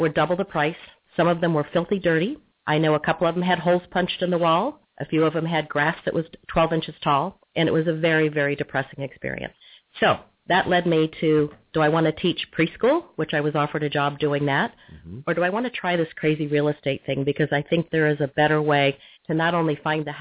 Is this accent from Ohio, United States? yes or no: yes; Northern Ohio, United States; also born or lived in Massachusetts / Connecticut; now in Cincinnati, United States; I'm from Northern Ohio originally, born and raised, so it's nice to be back in the Midwest